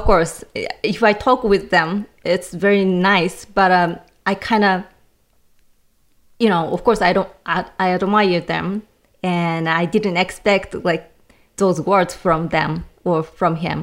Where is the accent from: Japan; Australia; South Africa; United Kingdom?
Japan; English is a second language; moved away as an adult; now in United States; I grew up in Japan